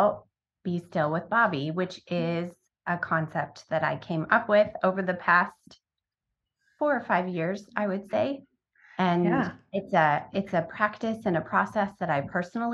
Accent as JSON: {"language": "English", "town": "Sacramento", "region": "California", "country": "United States", "tie": "born or raised there", "also_born_or_lived": "Baudette, Minnesota / Phoenix, Arizona", "moved": "yes", "said": "when I was about 9, we moved to the Sacramento area of California"}